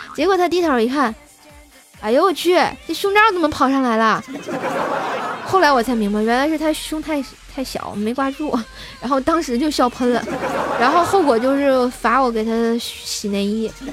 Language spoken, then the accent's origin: Chinese; Tianjin, China; 我是来自天津的